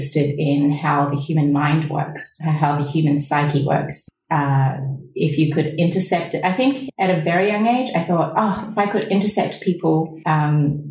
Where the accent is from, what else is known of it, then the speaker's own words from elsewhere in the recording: New Zealand; my formative years being spent in a country that's different to my motherland, growing up in New Zealand, being the only Asian child in the whole school at the time.